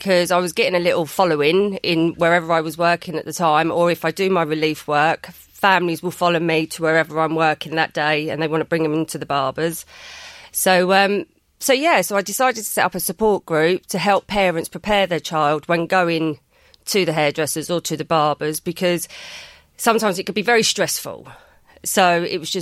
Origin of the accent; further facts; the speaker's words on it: London, United Kingdom; accent: English accent; London brogue; moved away as an adult; now in Trim, Ireland; Originally from West London, just outside of Heathrow